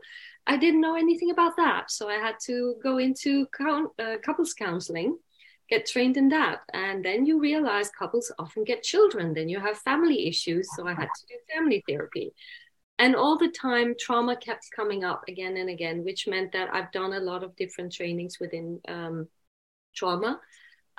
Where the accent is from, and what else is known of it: Denmark